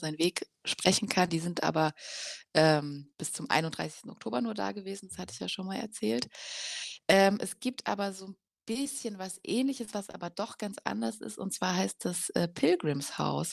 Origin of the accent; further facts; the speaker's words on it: Germany; aus Deutschland